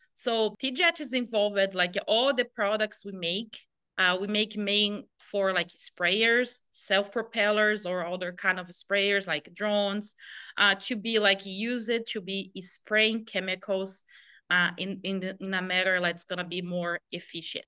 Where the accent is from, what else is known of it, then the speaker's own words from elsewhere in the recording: Brazil; moved away as an adult; also born or lived in Nebraska, United States; I came from Brazil